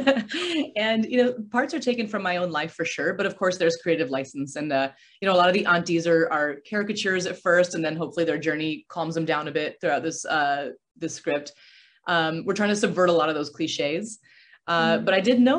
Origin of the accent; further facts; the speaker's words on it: Aurora, Colorado, United States; moved away as an adult; also born or lived in California; I grew up in Aurora, Colorado.